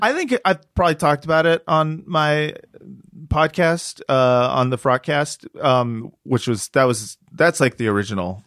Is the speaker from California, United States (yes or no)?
yes; Los Angeles, California, United States; From here, from Los Angeles